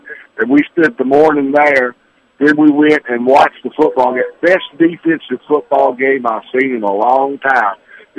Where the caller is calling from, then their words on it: Spartanburg, South Carolina, United States; I'm calling you from Spartanburg, South Carolina.